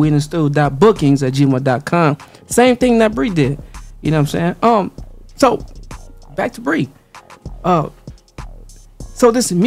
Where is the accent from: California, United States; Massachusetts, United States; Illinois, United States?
California, United States; Compton; I'm from Compton